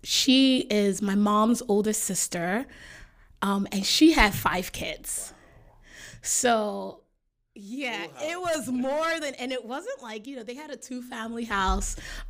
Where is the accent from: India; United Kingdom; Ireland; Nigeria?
Nigeria; South East; moved away; Okay, so I'm from Nigeria, specifically from the southeastern region of Nigeria, so Igbo.